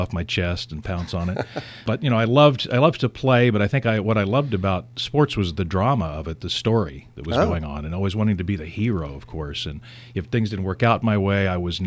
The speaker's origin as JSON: {"language": "English", "town": "Joplin", "region": "Missouri", "country": "United States", "tie": "born or raised there", "said": "I grew up in Joplin, Missouri, in the Ozarks."}